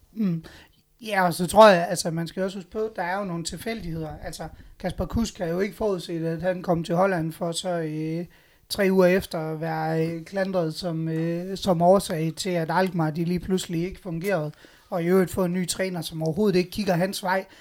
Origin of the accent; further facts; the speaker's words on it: Aalborg, North Denmark Region, Denmark; der er vi jo Aalborgenser, og vi er nordjyder